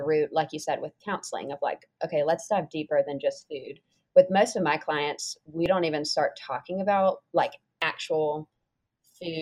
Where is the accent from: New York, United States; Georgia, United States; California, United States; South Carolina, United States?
South Carolina, United States; Mount Pleasant; also born or lived in Nashville, Tennessee; I am originally from Mount Pleasant, South Carolina